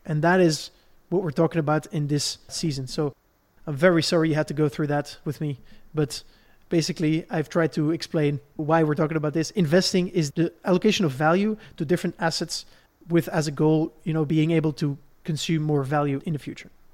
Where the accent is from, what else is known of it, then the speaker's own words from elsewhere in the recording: Belgium; Where I grew up in Belgium